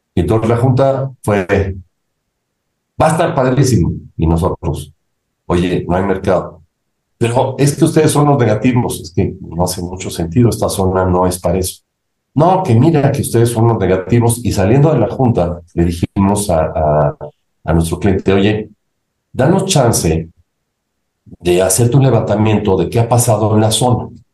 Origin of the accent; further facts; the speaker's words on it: Mexico; also born or lived in Ithaca, New York, United States; salí de México con la idea de regresar a México para tratar de aportar algo positivo a mi país